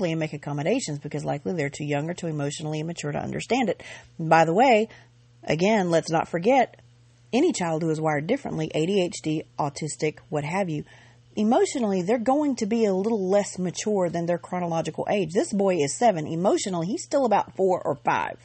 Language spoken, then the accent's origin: English; Georgia, United States; I grew up in Georgia.